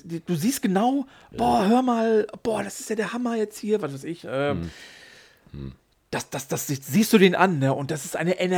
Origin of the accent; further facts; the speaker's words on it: Hattingen, North Rhine-Westphalia, Germany; also wir kommen aus Hattingen, können wir gerne mal unseren